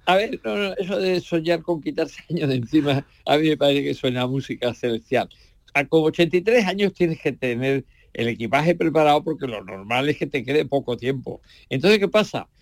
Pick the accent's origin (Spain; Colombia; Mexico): Spain; Andalusia; para mi pueblo, para mi patria de Andalucía